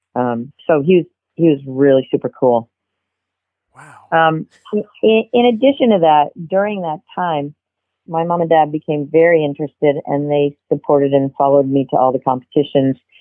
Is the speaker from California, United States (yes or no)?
no; Massachusetts, United States; I'm a New Englander. I grew up in Massachusetts.